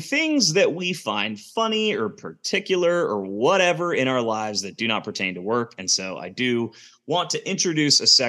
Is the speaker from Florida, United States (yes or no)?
no; Kansas City, Missouri, United States; moved away as an adult; also born or lived in Denver / Lawrence, Kansas; now in Atlanta, United States; I'm from Kansas City. I mean, I live in Atlanta now, lived in Denver before that, went to KU, lived in Kansas City for like 12